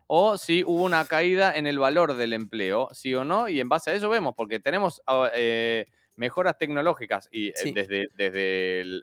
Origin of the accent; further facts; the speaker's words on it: Argentina; Nosotros como argentinos nos salta el gen